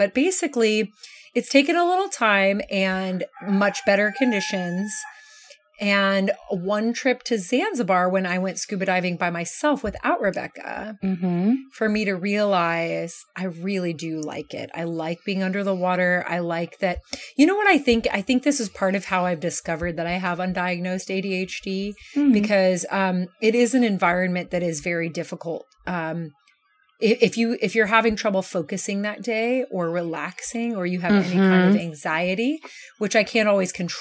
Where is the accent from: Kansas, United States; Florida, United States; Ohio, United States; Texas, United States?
Kansas, United States; moved away; I grew up in Kansas